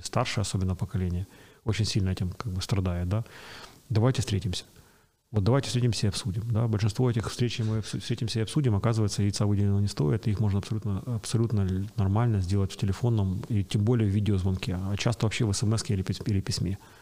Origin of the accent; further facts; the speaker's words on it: Kyiv, Ukraine; Родился и вырос на Печерске